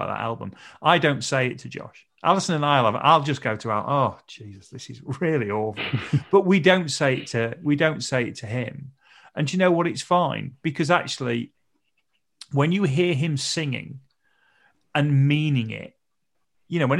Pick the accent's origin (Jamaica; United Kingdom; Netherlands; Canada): United Kingdom; North Nottinghamshire, East Midlands; I grew up in North Nottinghamshire